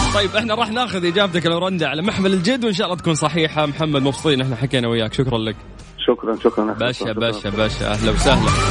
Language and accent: Arabic; Cairo, Cairo Governorate, Egypt; now in Jeddah, Saudi Arabia; انا من القاهره